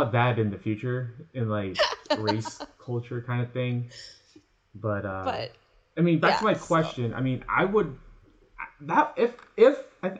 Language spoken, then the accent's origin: English; Hong Kong; now in North America; Yeah, but I mean, I guess if I grew up in Hong Kong kind of thing.